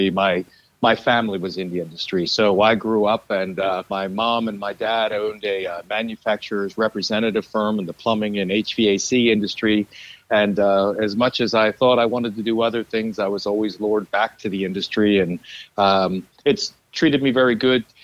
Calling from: Lancaster, Pennsylvania, United States; Today I talk to you from Lancaster, Pennsylvania, which is home.

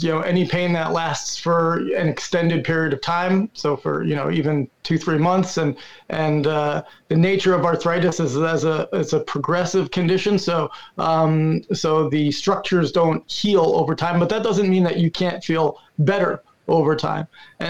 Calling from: Brooklyn, New York, United States; Brooklyn, New York.

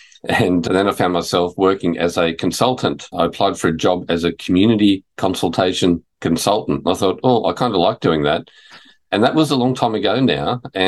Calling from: Fitzroy, Victoria, Australia; I'm joining you from Wurundjeri, Woiwurrung country, part of the Kulin Nation, and Fitzroy

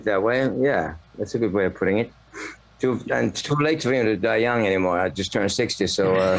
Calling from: Finland; It's 6:45 here. It's in Finland.

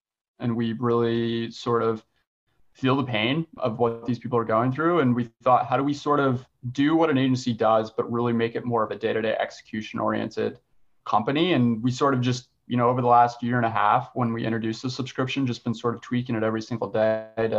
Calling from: Richmond, Virginia, United States; I'm calling in from Richmond, Virginia

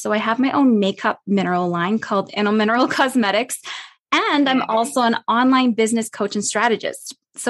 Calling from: Calgary, Alberta, Canada; I'm coming from Canada. So we're touching base across the continent here. And where I'm at, it's Calgary, Alberta. I'm at the foothills of the Rocky Mountains.

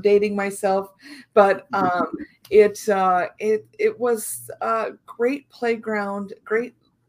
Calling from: Illinois, United States; I'm in Central Illinois.

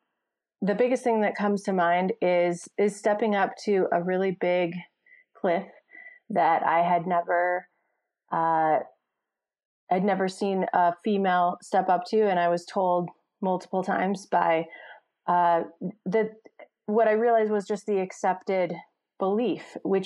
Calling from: Jackson, Wyoming, United States; I am calling in from Jackson Hole, Wyoming.

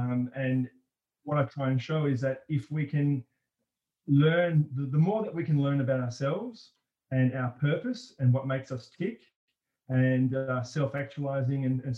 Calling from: Melbourne, Victoria, Australia; I'm joining you from Melbourne

